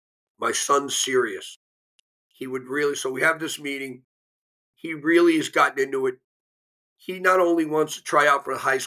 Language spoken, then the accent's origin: English; United States; I'm an American kid.